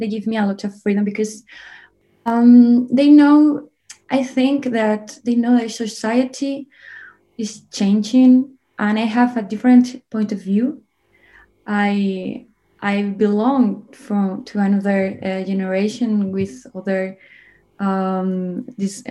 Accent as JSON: {"language": "English", "town": "Zamora", "region": "Castile and León", "country": "Spain", "said": "I'm from Zamora, a city in a region called Castilla y León."}